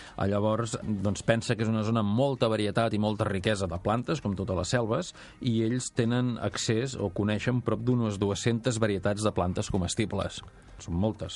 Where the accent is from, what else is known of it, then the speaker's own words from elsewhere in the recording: Catalonia, Spain; nosaltres som catalans